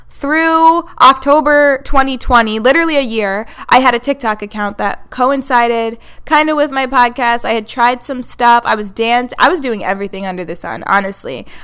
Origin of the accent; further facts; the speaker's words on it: Hudson Valley, Orange County, New York, United States; now in Buffalo, United States; that's where I'm originally from. I live in Buffalo now, but I am from the Hudson Valley.